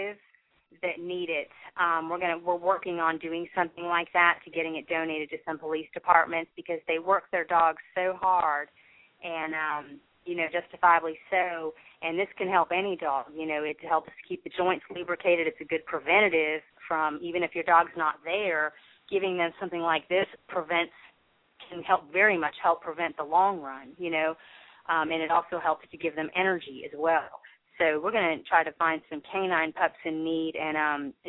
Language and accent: English; Huntington Beach, California, United States; now in Columbia, United States; I was born in Huntington Beach, California